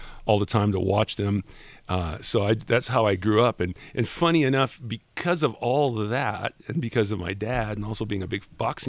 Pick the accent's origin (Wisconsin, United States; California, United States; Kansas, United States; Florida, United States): California, United States; Los Angeles; I grew up in San Fernando Valley